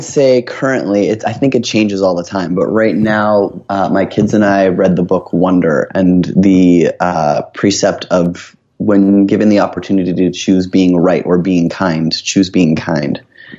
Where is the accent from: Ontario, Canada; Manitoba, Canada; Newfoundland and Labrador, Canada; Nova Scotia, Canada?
Ontario, Canada; Oshawa; So I grew up in Ontario, just outside of Toronto, in a town called Oshawa, which is known as being the only thing that was there at the time that I grew up was a GM town, like General Motors factory.